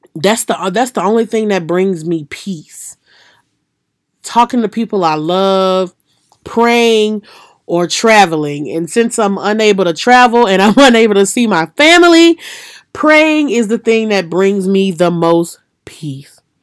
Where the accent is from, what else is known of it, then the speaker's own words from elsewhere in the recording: Louisiana, United States; in Louisiana, my hometown, and then in Mississippi